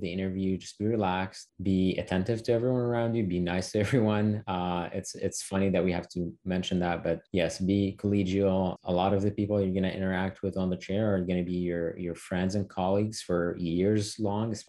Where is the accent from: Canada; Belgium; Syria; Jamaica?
Syria; moved away as an adult; now in United States; growing up in the Middle East and Syria and then making the transition over to the States